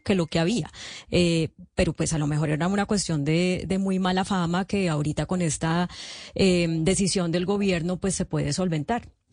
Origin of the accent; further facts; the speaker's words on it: Palmira, Valle del Cauca, Colombia; En mi ciudad, Palmira